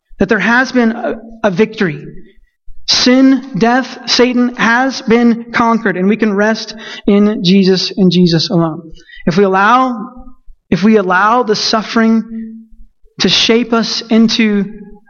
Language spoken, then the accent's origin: English; Texas, United States; I'm Texan